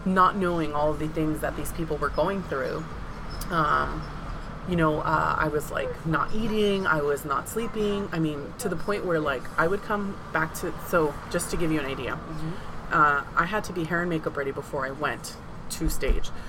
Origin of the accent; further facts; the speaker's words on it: San Diego, California, United States; was I born and raised in San Diego? Absolutely. Is my family from Mazatlan, Sinaloa? Absolutely